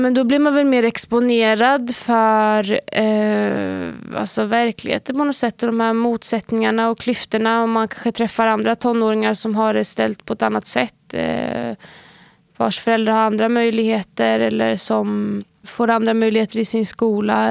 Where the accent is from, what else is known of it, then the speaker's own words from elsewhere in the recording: Sweden; området vi växte upp i var ju ett område som både hade fördelar och nackdelar